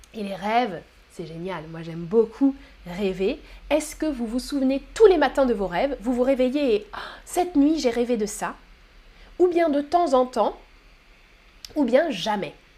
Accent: France; je suis française.

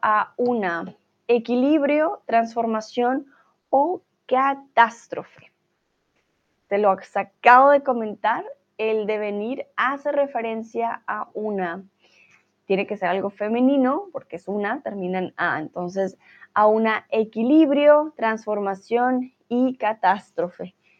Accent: Colombia; soy de Colombia

